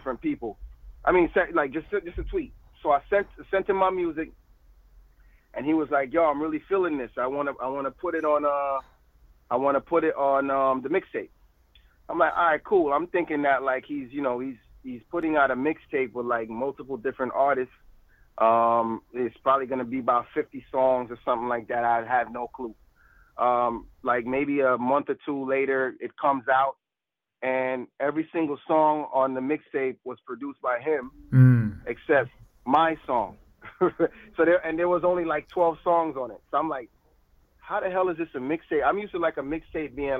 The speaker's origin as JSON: {"language": "English", "region": "Florida", "country": "United States", "said": "I'm from Florida"}